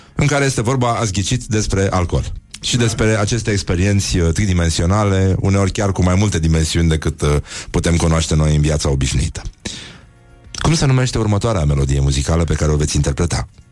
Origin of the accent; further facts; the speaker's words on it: Brăila, Brăila County, Romania; sunt din Brăila